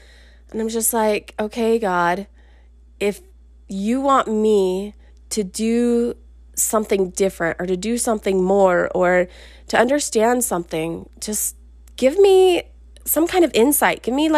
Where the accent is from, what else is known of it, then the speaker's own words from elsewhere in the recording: Salt Lake City, Utah, United States; actually from where I grew up in Salt Lake.